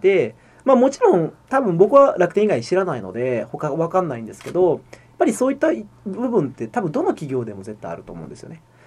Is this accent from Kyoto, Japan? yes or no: no; Shiga, Japan; moved away as an adult; こっちに地元に帰ってきて